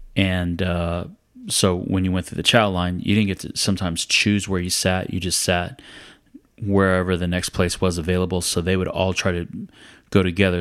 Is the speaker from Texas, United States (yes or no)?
yes; San Antonio, Texas, United States; I was from San Antonio